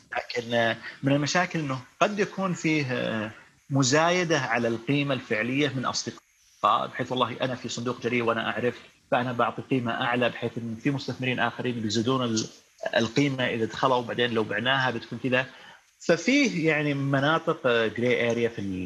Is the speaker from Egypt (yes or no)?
no; Saudi Arabia; عندنا في السعوديه